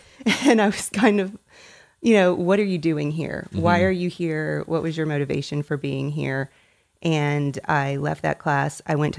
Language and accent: English; Tennessee, United States; also born or lived in Indiana; now in Dallas, United States; I was born in Northwest Indiana and that's where my mother primarily grew up. And we moved to Tennessee whenever I was 7 years old. Lived in Tennessee until I graduated high school.